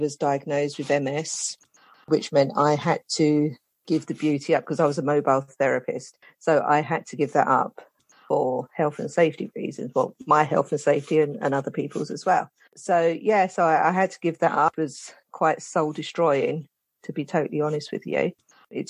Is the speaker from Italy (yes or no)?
no; London, United Kingdom; now in St Albans, United Kingdom; I'm originally from London, South London, the Elephant and Castle. That's where I'm originally from. And I moved to St. Albans many years ago.